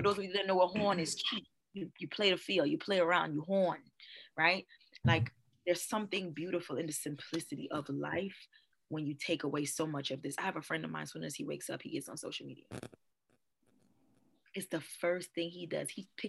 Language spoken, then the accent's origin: English; Trinidad & Tobago; I love Jamaica. I'm Trinidadian, but I love Jamaica. I'm going to retire in Jamaica, probably.